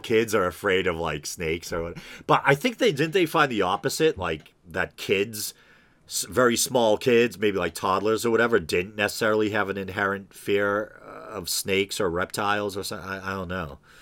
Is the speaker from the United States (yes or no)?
yes; New England, United States; I'm from New England